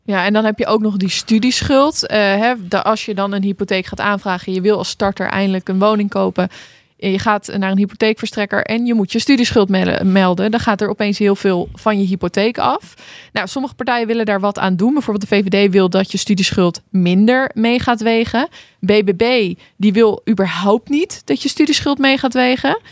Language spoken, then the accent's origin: Dutch; Hoogeveen, Drenthe, Netherlands; now in Randstad, Netherlands; ik ben dus ooit uit Hoogveen weggegaan